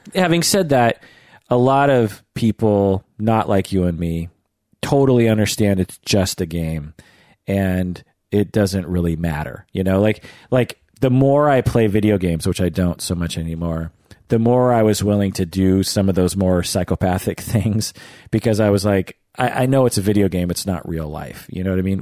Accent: United States; grew up in the United States

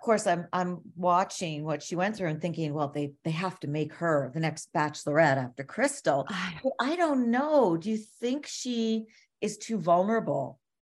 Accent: Toronto, Ontario, Canada; I'm from Toronto.

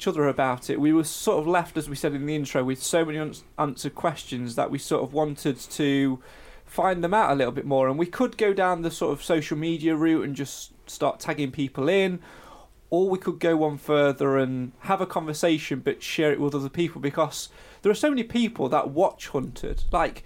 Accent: Mansfield, East Midlands, United Kingdom; it's my hometown

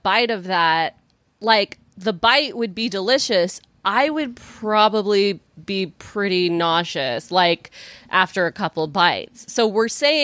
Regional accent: Texas, United States; moved away; I'm from Texas.

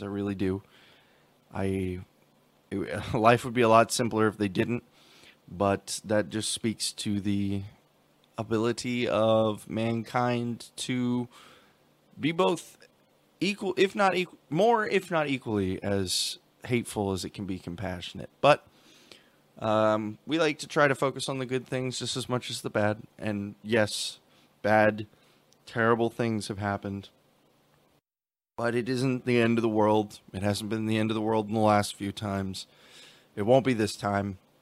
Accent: United States; we have as Americans

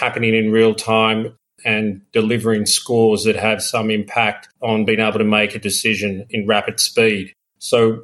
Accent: Melbourne, Victoria, Australia; moved away as an adult; also born or lived in London; I grew up in Melbourne, and then after I finished my university degree in economics, like a lot of Australians, I went to London

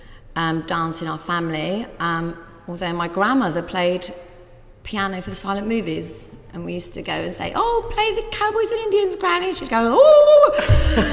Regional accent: Wolverhampton, West Midlands, United Kingdom; moved away; also born or lived in Wales; My parents are Scottish. I was born in Wolverhampton and I trained in Wales. So earlier on, I was living in Wolverhampton. I was the kid at school

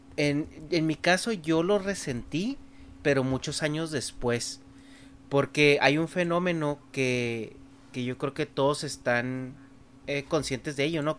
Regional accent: Chihuahua, Mexico; first language Spanish; moved away as an adult; now in California, United States; me fui de allá de Chihuahua

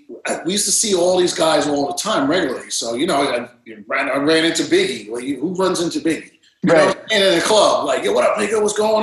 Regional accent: Coney Island, New York, United States; also born or lived in Brighton Beach; Wayne Beach, Coney Island.

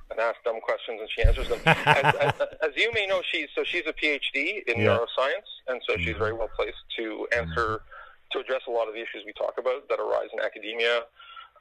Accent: Canada; as a Canadian

